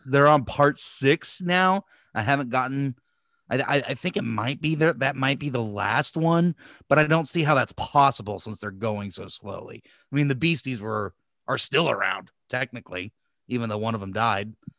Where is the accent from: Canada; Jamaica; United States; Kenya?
United States; as an American